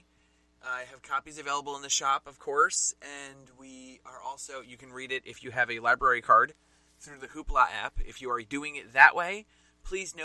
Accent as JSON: {"language": "English", "region": "New Jersey", "country": "United States", "accent": "New Jersey", "said": "my New Jersey accent"}